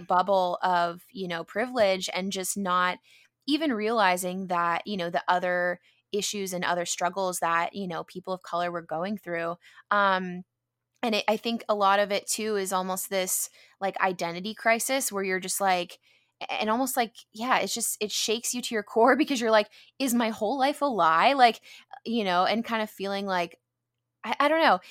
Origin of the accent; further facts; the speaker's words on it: San Diego, California, United States; growing up in San Diego, being, you know, in a predominantly white neighborhood